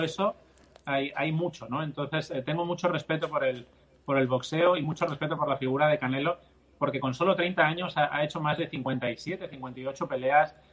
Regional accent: Barcelona, Catalonia, Spain; mis padres son andaluces, pero es que yo nací en la otra punta de España, yo nací en Barcelona, en Cataluña

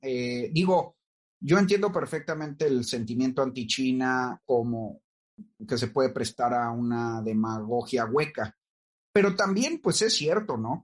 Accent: Mexico; Yo te lo digo como mexicano

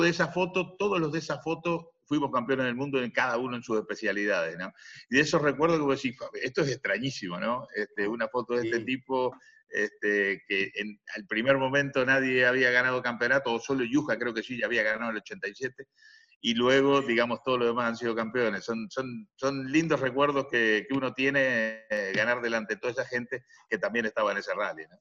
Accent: Minas, Lavalleja, Uruguay; moved away as an adult; also born or lived in Europe; cerca de mi pueblo, que, es la ciudad de las sierras, eh, Minas de la ciudad de las sierras

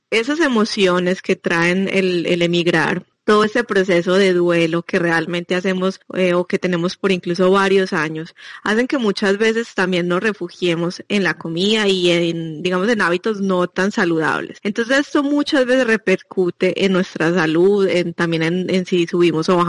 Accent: Colombia; now in Belgium; nosotros, eh, los latinos, pues, ya les decía que yo vengo de Colombia

